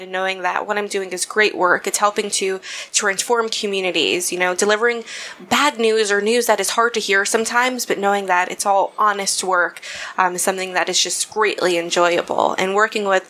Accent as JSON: {"language": "English", "town": "Decatur", "region": "Georgia", "country": "United States", "also_born_or_lived": "New York", "moved": "as an adult", "said": "I'm from Georgia. So from the South."}